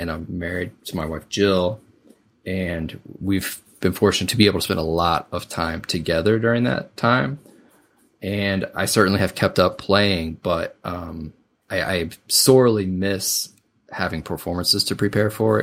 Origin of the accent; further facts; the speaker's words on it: Southeast Missouri, United States; I grew up in Southeast Missouri.